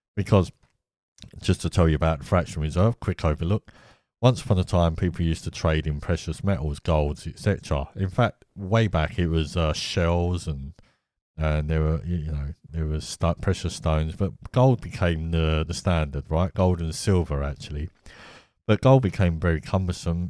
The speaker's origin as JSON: {"language": "English", "country": "United Kingdom", "said": "I'm from Britain"}